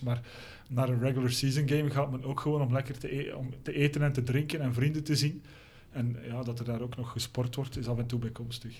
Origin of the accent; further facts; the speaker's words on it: Belgium; zeker als Belg